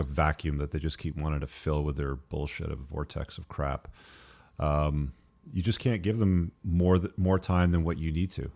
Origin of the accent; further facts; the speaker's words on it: England, United Kingdom; I was born in England